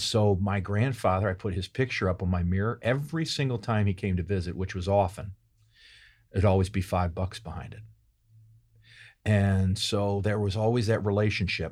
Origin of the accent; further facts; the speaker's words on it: St. Louis, Missouri, United States; moved away as an adult; also born or lived in New York; now in St. Louis, United States; I'm from Saint Louis originally.